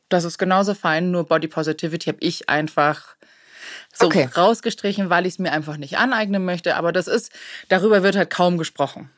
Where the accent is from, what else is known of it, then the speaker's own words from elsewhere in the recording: Germany; bei uns in Deutschland